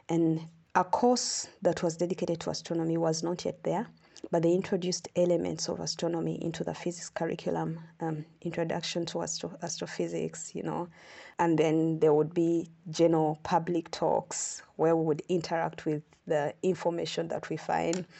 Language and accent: English; Uganda; moved away as an adult; now in South Africa; I come from Uganda. I'm an astronomer. I like to say that I'm a Ugandan and an astronomer.